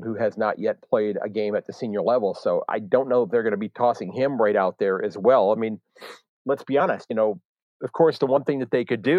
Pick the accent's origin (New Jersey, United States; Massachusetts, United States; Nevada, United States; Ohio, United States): Ohio, United States; Cleveland area; I'm born and raised in the Cleveland area, about an hour west of Cleveland.